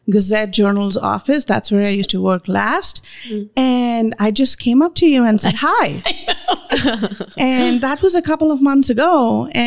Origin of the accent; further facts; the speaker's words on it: India; And do you know every Indian name? I'm Indian